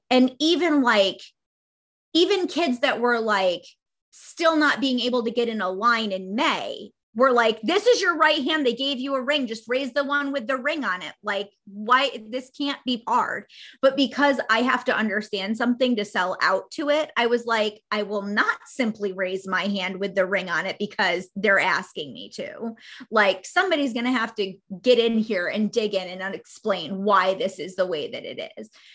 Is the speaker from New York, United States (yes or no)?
yes; New York, United States; I grew up in New York State.